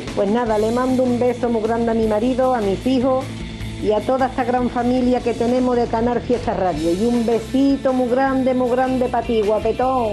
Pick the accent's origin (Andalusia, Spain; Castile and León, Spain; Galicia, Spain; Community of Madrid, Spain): Andalusia, Spain; Huelva; Ya estamos aquí de nuevo en mi tierra, en Huerva